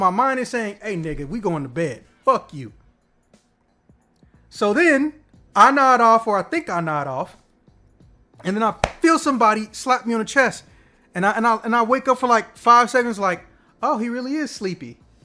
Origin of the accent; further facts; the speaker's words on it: Illinois, United States; I'm from Illinois